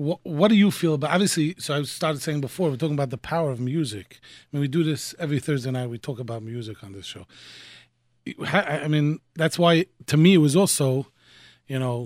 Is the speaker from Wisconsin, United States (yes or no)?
no; New York City, New York, United States; I grew up in Borough Park going to the Baba V'Rebbe